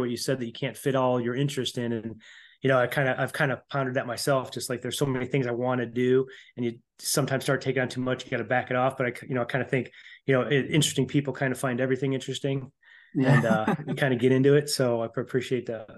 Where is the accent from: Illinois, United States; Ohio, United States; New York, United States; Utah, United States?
Illinois, United States; Chicago; moved away; also born or lived in Elmwood Park, Illinois; I grew up in Elmwood Park and in Chicago